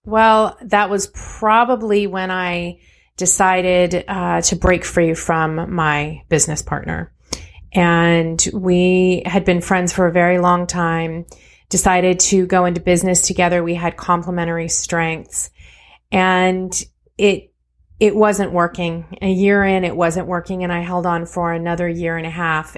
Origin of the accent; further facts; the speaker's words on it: California, United States; I was born and raised in California